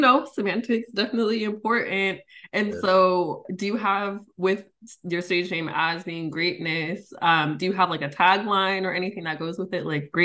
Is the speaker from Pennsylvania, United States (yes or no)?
no; El Cerrito, California, United States; I myself am from El Cerrito, so not quite Richmond